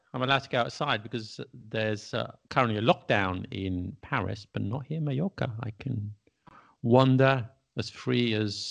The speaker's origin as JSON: {"language": "English", "region": "England", "country": "United Kingdom", "said": "as strange as it may seem, although we're English, I don't know about you, I rarely eat English food"}